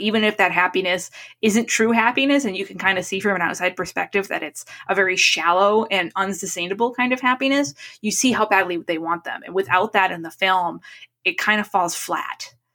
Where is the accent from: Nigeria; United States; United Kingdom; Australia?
United States; New England; growing up in New England